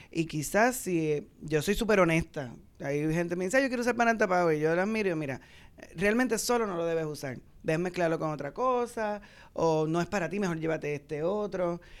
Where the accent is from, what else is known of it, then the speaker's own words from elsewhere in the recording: Santurce, Puerto Rico; y yo soy santurcina.